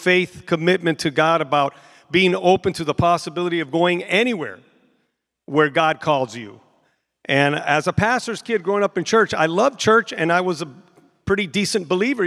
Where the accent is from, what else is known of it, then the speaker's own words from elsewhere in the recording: San Francisco, California, United States; I was born and raised in San Francisco, California